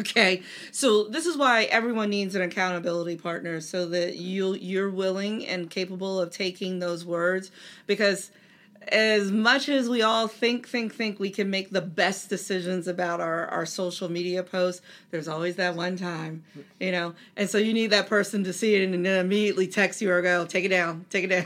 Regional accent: Delaware, United States; I grew up in Delaware, which is home to DuPont

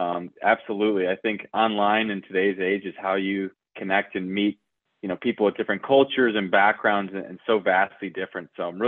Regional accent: Detroit, Michigan, United States; So I grew up in Metro Detroit in Michigan, in the Midwest, and pretty much spent the first 22 years of my life in the greater Detroit area, both, you know, same house.

